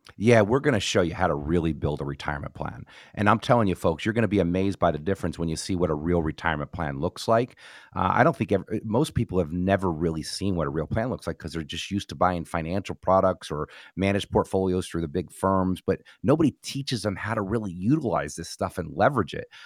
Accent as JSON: {"language": "English", "region": "New Jersey", "country": "United States", "tie": "born or raised there", "moved": "yes", "said": "was born and raised in New Jersey."}